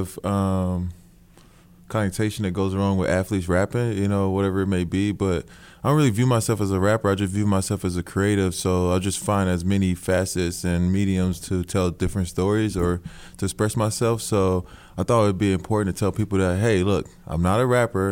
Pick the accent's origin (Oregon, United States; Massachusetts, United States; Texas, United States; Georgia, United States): Texas, United States; Houston; I'm from Houston